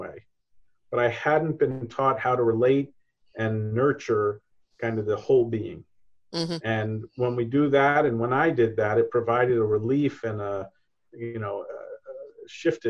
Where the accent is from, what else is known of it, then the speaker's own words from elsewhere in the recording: New York, United States; being a New Yorker, being an American businessman